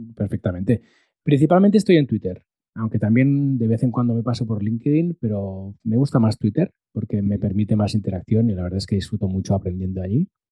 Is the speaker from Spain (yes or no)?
yes; Molins de Rei, Catalonia, Spain; había hecho radio local en Molins de Rey, que es mi pueblo de nacimiento